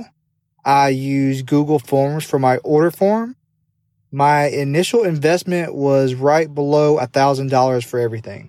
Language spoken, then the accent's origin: English; Tupelo, Mississippi, United States; Tupelo being my hometown.